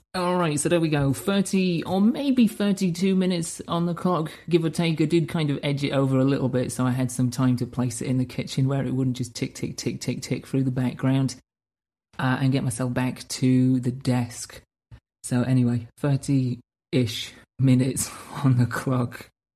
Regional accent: United Kingdom; moved away; I needed to go back home to my home country, to my hometown, to essentially recharge the batteries in my soul

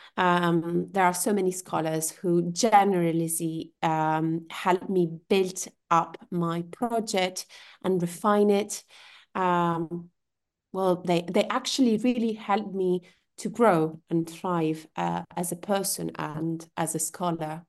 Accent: Genoa, Liguria, Italy; moved away; also born or lived in Turin, Italy / Cambridge, United Kingdom; I am originally from Genoa, uh, a city in the, on the northwest coast of Italy

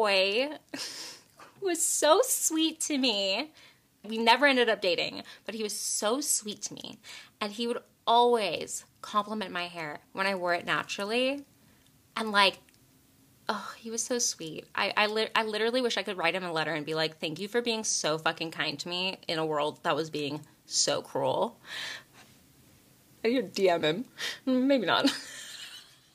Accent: Texas, United States; growing up in Texas

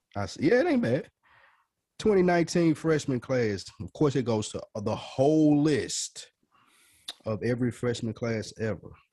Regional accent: the South, United States; We're from the South.

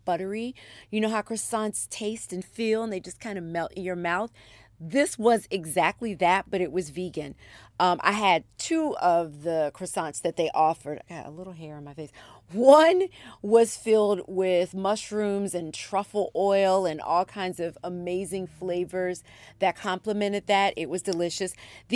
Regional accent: Philadelphia, Pennsylvania, United States; moved away; I was born in Philadelphia, so I have family there. My mom and I went back there last weekend

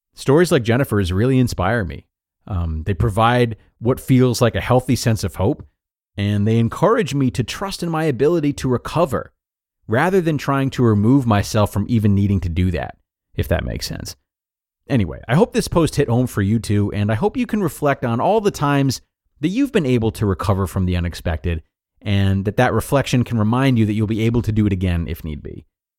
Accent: United States; moved away as an adult; now in Australia; I'm American, but I've been living in Australia since my early 20s.

